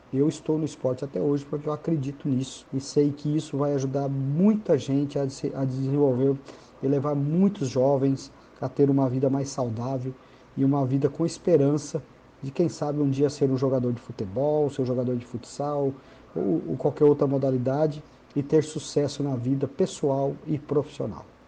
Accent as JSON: {"language": "Portuguese", "region": "Paraná", "country": "Brazil", "moved": "yes", "lives_now": "Tocantins, Brazil", "said": "Estou no Tocantins desde o ano de 1993. Sou do Paraná, tocantinense de coração"}